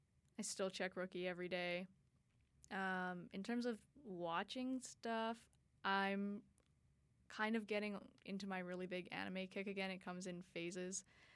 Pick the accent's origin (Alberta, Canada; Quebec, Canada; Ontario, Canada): Alberta, Canada; Edmonton; I'm from Edmonton. It's like this, it's technically a city, but I don't know, compared to a metropolis like LA or New York or like even Boston, it's really, really small.